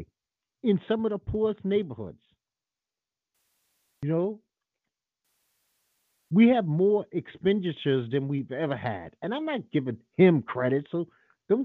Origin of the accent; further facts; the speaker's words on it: United States; This is my country. I don't have another country.